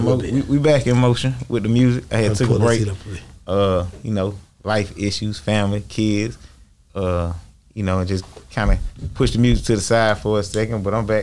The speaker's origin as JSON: {"language": "English", "town": "Atlanta", "region": "Georgia", "country": "United States", "tie": "born or raised there", "also_born_or_lived": "Miami, Florida", "said": "Born in Miami, Florida. Yeah. I was actually, you know, raised most of my life in Atlanta."}